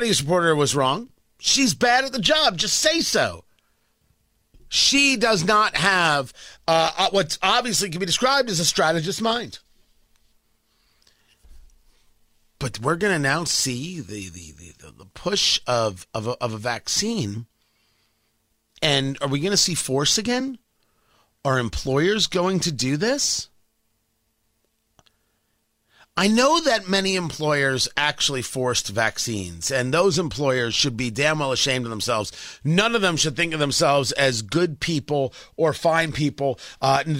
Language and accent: English; New Jersey, United States; now in Indianapolis, United States; It's part of growing up in Jersey.